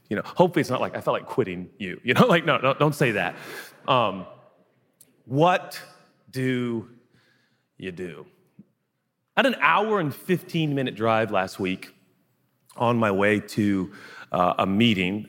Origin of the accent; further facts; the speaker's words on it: West Coast, United States; moved away; I grew up in the West Coast, so I didn't grow up in the South